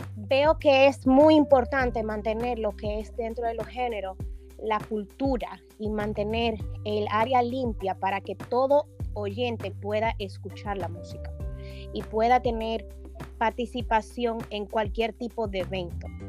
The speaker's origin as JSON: {"language": "Spanish", "country": "Dominican Republic", "moved": "yes", "said": "mi tierra bella, la isla de la Quisqueya hermosa y vamos a viajar a República Dominicana"}